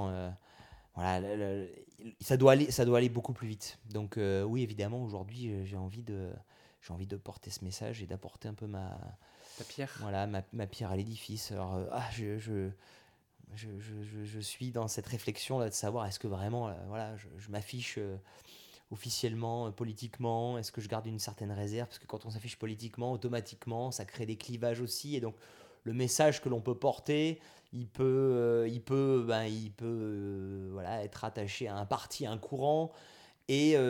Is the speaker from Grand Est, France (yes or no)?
no; Auvergne-Rhône-Alpes, France; Alors là, je viens de la Drôme, moi, je, du côté de mon père, on vient de la Drôme.